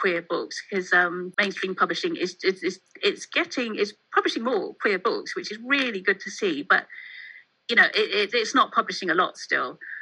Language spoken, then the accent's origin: English; Mid Wales, United Kingdom; moved away; Growing up in Mid Wales, I'm very much a country girl, and living in the city now